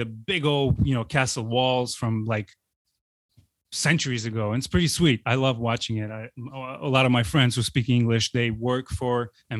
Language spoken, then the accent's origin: English; Baku, Azerbaijan; English is a second language; now in United States; Literally the week when we arrive there is going to be 20 years since I left my hometown.